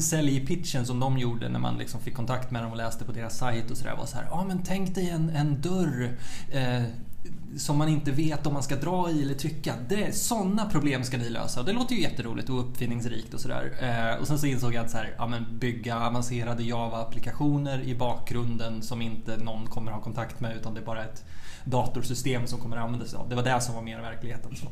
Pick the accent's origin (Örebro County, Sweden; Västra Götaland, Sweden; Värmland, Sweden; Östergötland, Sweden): Örebro County, Sweden; Örebro; moved away as an adult; also born or lived in Umeå; född egentligen i Vivalla utanför Örebro, eh, en förort till Örebro. Eh, bodde där tills jag var åtta och då flyttade vi ut liksom, på landet